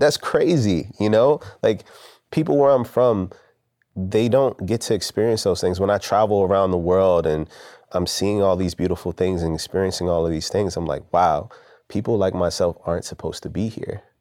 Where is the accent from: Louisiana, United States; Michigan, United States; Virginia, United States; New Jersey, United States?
Virginia, United States; Richmond; I'm from Southside Richmond